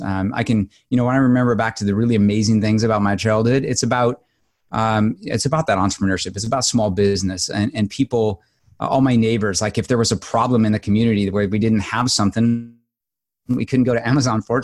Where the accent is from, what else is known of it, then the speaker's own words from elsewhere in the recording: Southern Illinois, United States; I grew up in Southern Illinois on a dairy farm